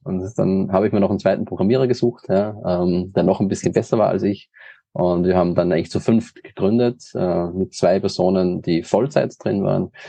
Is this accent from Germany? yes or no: no; Linz, Upper Austria, Austria; ich komme aus Österreich, äh, nicht aus Wien, sondern aus dem in Deutschland am nächsten gelegenen Hauptstadt Linz, also aus Oberösterreich